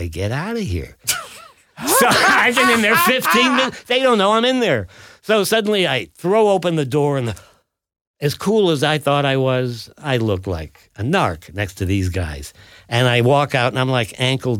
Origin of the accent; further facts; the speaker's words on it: Ohio, United States; moved away; I'm this guy from Ohio